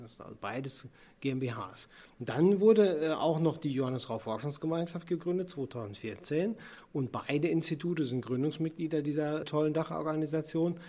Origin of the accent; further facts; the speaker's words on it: Sauerland, North Rhine-Westphalia, Germany; also born or lived in Bonn / Ruhr area; now in near Bonn, Germany; ich ja eigentlich gebürtiger Sauerländer bin